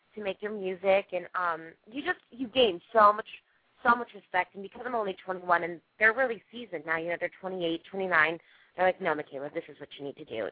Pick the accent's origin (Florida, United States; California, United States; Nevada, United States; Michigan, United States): Nevada, United States; Las Vegas; I'm from Vegas originally, and so um, I grew up, you know, not on the strip